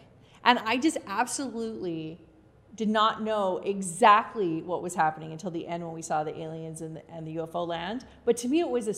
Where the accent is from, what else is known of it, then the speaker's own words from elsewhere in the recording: Los Angeles, California, United States; I was born in Hollywood.